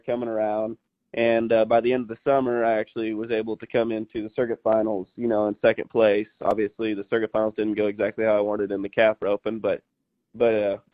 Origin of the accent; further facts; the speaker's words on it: Nebraska, United States; growing up in Nebraska